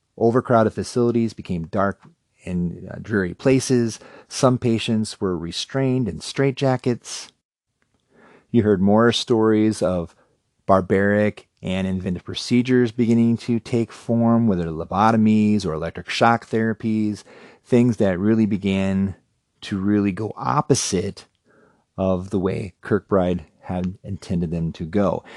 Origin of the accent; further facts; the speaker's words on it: Cherokee, Iowa, United States; growing up in Cherokee, Iowa